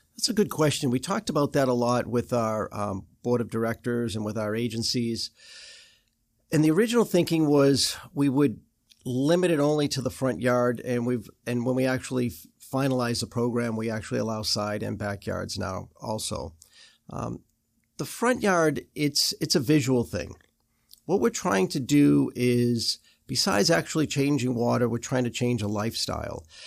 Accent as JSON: {"language": "English", "town": "Boston", "region": "Massachusetts", "country": "United States", "moved": "yes", "said": "I'm from Boston"}